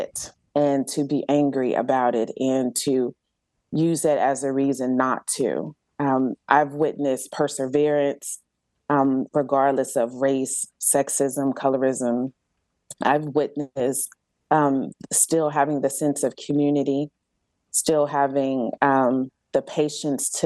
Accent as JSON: {"language": "English", "town": "Galveston", "region": "Texas", "country": "United States", "tie": "born or raised there", "moved": "yes", "lives_now": "Georgia, United States", "said": "I grew up on Galveston Island, which is an actual island off the coast of Texas."}